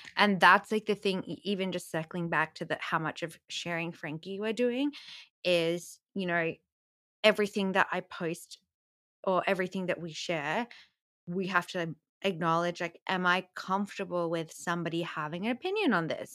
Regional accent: Australia; growing up in Australia

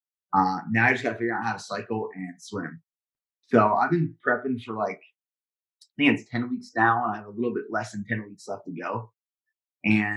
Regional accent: Central Pennsylvania, United States; now in Texas, United States; I'm from Central Pennsylvania

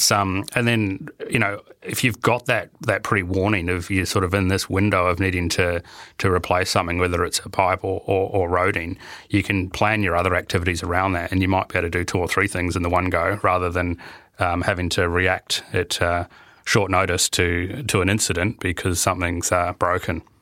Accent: New Zealand; you know, being a Kiwi, it was quite good to see the. Uh, the um, the Kiwi team in the final, even though we didn't do overly well.

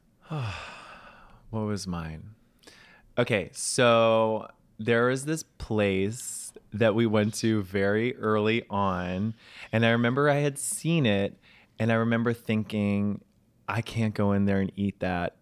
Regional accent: New York City, New York, United States; also born or lived in Charleston, South Carolina; I'm a New Yorker.

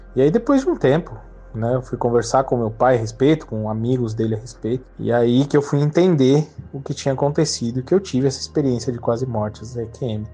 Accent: Atibaia, São Paulo, Brazil; sou da cidade de Atibaia, interior de São Paulo

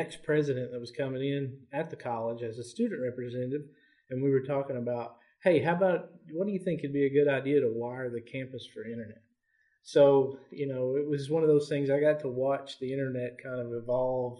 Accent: Elkhorn City, Kentucky, United States; I'm actually from Elkhorn City, which is about 25 miles from Pikeville

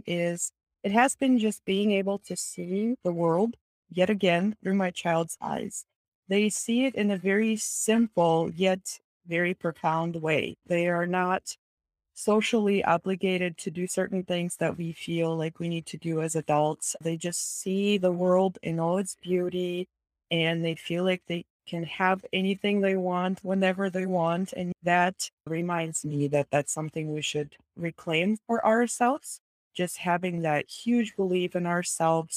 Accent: Kazakhstan; moved away; I am originally from Kazakhstan, Central Asia

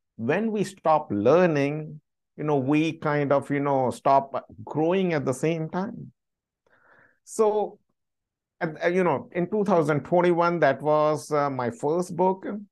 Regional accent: India; moved away as an adult; also born or lived in London; now in United States; I was born and brought up in India. I lived there for 26 years

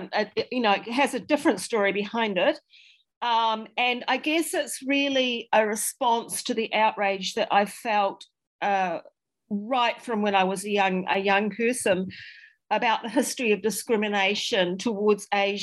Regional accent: Dunedin, Otago, New Zealand; I'm from Dunedin, and I have ancestors that came here to Otago in the 1850s. I went to a local school, Otago Girls High School

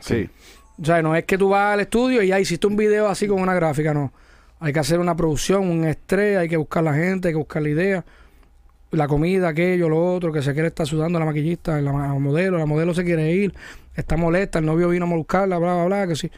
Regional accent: Mayagüez, Puerto Rico; yo soy de Mayagüez. Yo no de la Metro

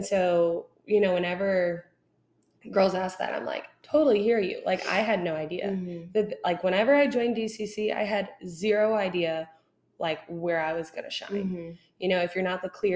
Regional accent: Houston, Texas, United States; I grew up in Houston

